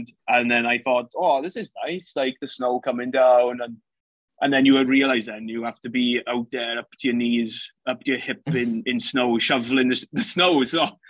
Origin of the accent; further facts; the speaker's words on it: Llanelli, Wales, United Kingdom; moved away as an adult; now in Pennsylvania, United States; I am Welsh. So I'm from Llanelli in Wales. Obviously, a huge history in rugby. So I was brought up playing rugby